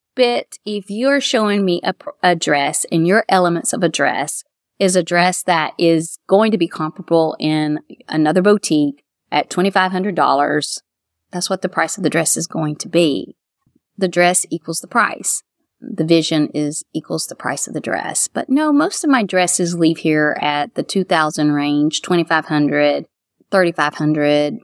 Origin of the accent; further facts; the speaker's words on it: Florida, United States; moved away as an adult; also born or lived in Kentucky; now in Mount Sterling, United States; I was from Florida